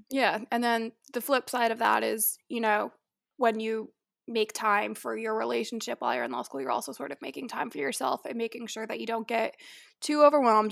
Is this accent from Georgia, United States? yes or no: no; Tampa, Florida, United States; moved away; I'm originally from Tampa, Florida, so like Madison, I am also a Florida girl